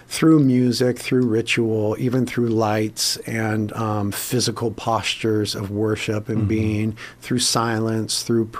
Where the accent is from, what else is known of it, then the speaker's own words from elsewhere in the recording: Carpinteria, California, United States; we ended up starting a church in Carpinteria, my hometown